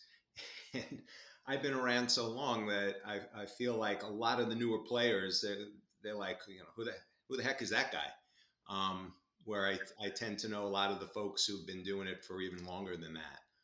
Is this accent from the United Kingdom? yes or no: no; Long Island, New York, United States; also born or lived in Albany, New York; I grew up on Long Island in New York